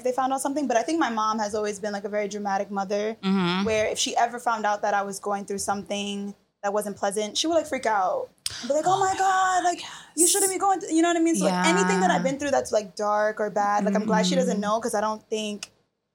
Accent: New York City, New York, United States; also born or lived in Queens, New York; I was born in Queens and raised in the Bronx

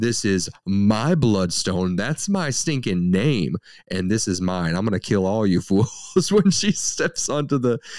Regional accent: Ireland; You know, I can say this because I'm Irish, and everyone's allowed to make fun of the Irish

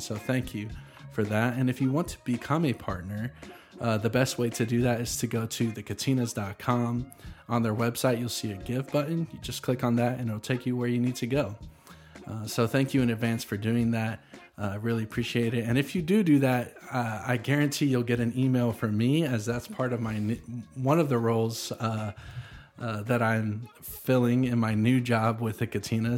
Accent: Nashville, Tennessee, United States; also born or lived in Franklin, Tennessee; I was born in Nashville, thirty minutes from here

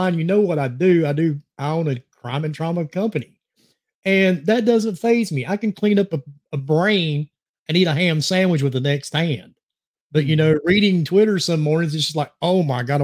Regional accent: New Jersey, United States; I am from New Jersey. In case you can't tell by the accent

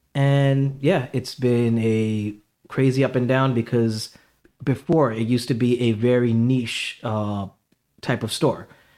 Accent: India; So basically, I mean, I'm Indian, so spices are literally everything.

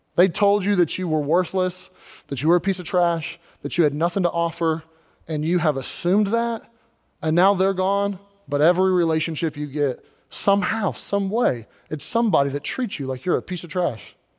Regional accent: Kentucky, United States; now in Pennsylvania, United States; I wasn't born in Pennsylvania. I was born in Kentucky.

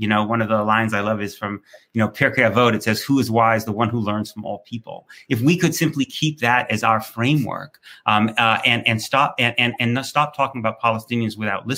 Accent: United States; I'm an American

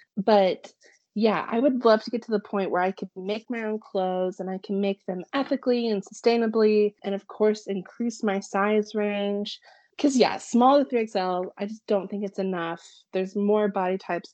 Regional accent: Springfield, Missouri, United States; my hometown in Springfield

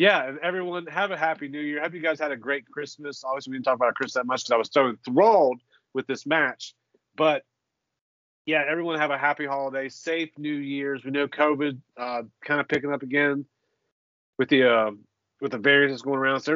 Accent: Ohio, United States; I'm from Ohio

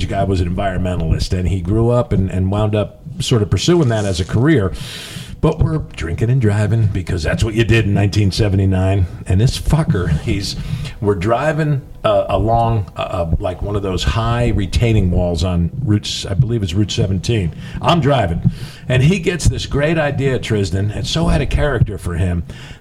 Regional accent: New Jersey, United States; I grew up in New Jersey

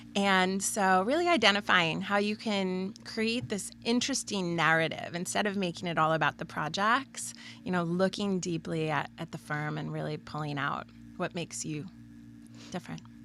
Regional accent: Pennsylvania, United States; now in Red Bank, New Jersey, United States; we grew up in Pennsylvania

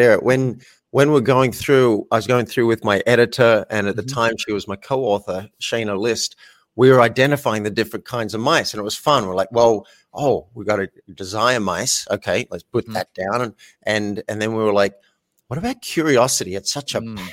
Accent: Australia; I'm an Australian man, grew up in Australia

